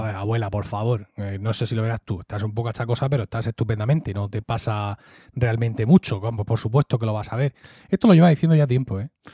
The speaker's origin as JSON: {"language": "Spanish", "town": "Murcia", "region": "Region of Murcia", "country": "Spain", "tie": "born or raised there", "also_born_or_lived": "Blanca", "accent": "Murcian (Valle de Ricote / Blanca)"}